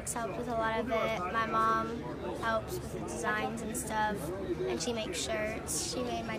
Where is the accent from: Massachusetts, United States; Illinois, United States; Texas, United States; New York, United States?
Illinois, United States; West Frankfort; West Frankfort, Illinois.